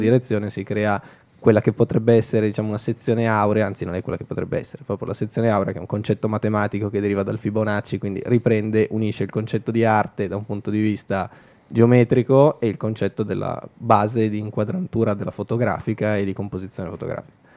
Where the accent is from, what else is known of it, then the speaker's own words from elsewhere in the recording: Milan, Lombardy, Italy; ho fatto più o meno tutta la zona Navigli essendoci cresciuto